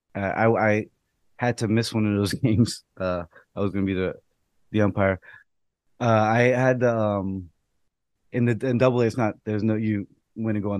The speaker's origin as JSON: {"language": "English", "town": "New York City", "region": "New York", "country": "United States", "tie": "born or raised there", "said": "I'm from the Bronx. I grew up not that far from where I was umpiring."}